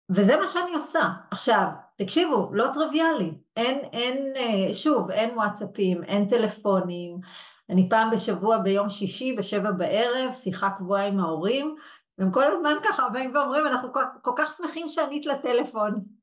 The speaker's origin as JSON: {"language": "Hebrew", "town": "Yehud", "region": "Central District", "country": "Israel", "tie": "born or raised there", "also_born_or_lived": "Brussels", "said": "נולדתי וגדלתי ביהוד"}